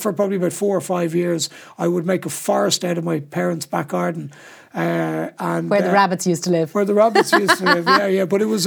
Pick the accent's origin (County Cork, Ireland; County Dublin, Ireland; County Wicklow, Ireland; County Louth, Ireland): County Dublin, Ireland; Sutton; I grew up in Sutton, and I went to school in St. Michael's